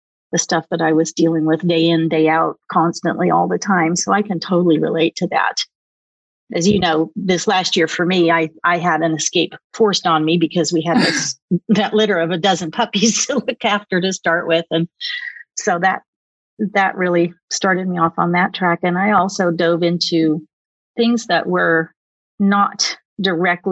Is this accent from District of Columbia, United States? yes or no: no; Oklahoma, United States; moved away; also born or lived in Silicon Valley; I grew up in Oklahoma